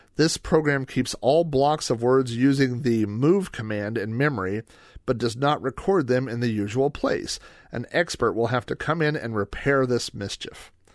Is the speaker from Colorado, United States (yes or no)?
no; Oklahoma, United States; When I was growing up in Oklahoma